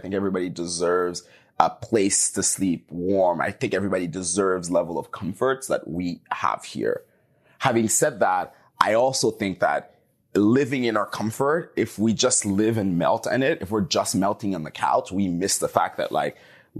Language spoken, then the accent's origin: English; Haiti; now in Canada; I grew up in Haiti, the poorest country in the Western Hemisphere. And again, granted, I was middle class